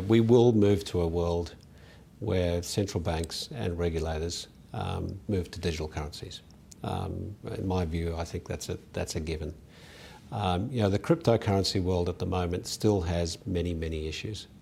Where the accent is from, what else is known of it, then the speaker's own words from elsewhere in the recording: South Africa; moved away as an adult; now in Australia; I was born in South Africa, uh, went to school in South Africa, and was very fortunate to come to university here.